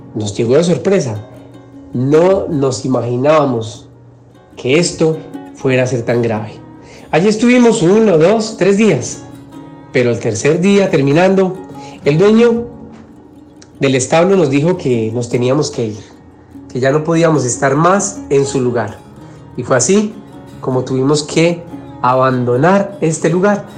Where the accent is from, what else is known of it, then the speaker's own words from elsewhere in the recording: Medellín, Antioquia, Colombia; Medellín, de donde soy, de un pueblito, un corregimiento llamado San Antonio de Prado